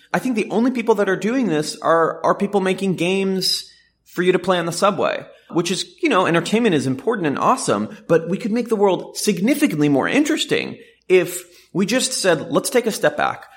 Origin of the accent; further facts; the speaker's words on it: Jerusalem, Jerusalem District, Israel; moved away as an adult; now in Silicon Valley, United States; I was born in Jerusalem to an Orthodox Jewish family, and I came out to Silicon Valley to start a company really on a whim.